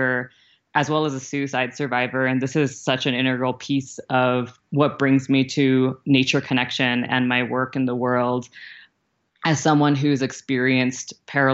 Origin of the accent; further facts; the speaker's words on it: Vermont, United States; I grew up in Alnobak, or also called Abenaki territory, also known as Vermont